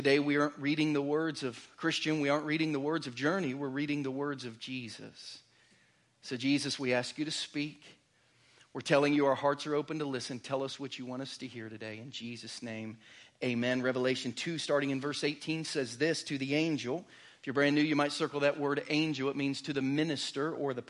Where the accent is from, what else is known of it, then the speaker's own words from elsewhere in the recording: Southern Ohio, United States; now in Lee's Summit, United States; my family growing up in Southern Ohio